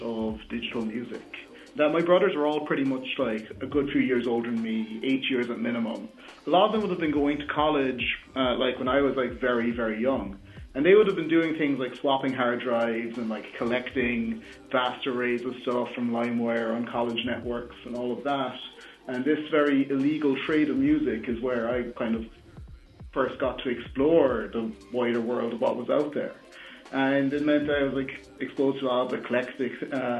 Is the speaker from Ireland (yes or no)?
yes; Dunmanway, Munster, Ireland; I grew up in Dunmanway, a small town, kind of about an hour's drive away from the city